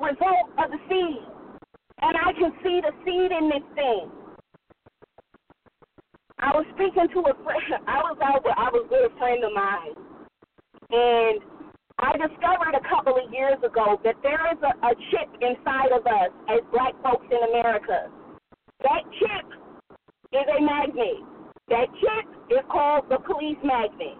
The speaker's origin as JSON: {"language": "English", "town": "Oakland", "region": "California", "country": "United States", "said": "I'm from the Bay Area. I'm from Oakland, to be specific"}